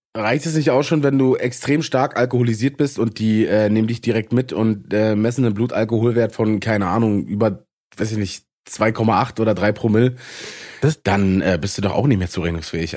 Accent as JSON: {"language": "German", "region": "eastern Brandenburg", "country": "Germany", "said": "da, wo ich herkomme, in Ost, im Osten aus Brandenburg"}